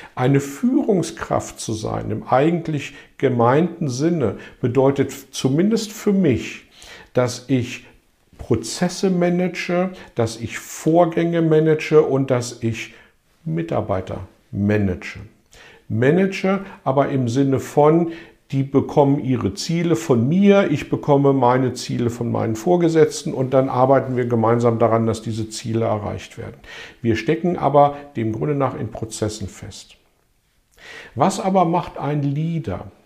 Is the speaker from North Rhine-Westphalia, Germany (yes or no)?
no; Hanover, Lower Saxony, Germany; in meiner Heimatstadt Hannover